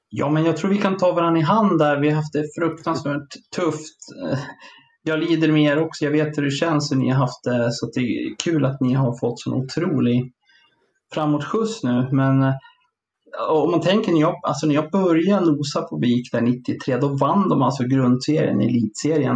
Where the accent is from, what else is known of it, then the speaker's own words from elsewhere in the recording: Sala, Västmanland, Sweden; jag är ju från Sala från början som ligger fyra mil norr om Västerås